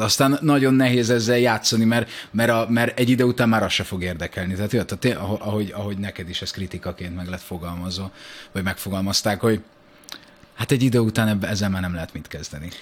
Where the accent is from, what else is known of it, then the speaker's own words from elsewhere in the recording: Budakalász, Pest, Hungary; Szentendre mellette Budakallászon születtem.